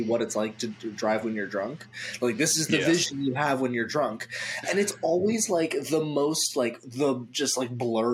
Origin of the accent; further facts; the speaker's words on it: Gig Harbor, Washington, United States; once I was out of high school and I was working at the grocery store, a local grocery store in Gig Harbor